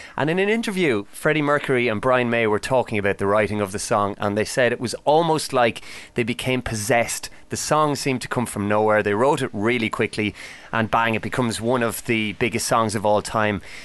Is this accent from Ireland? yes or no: yes; Ireland; the old Celtic myths that I would have been familiar with growing up in Ireland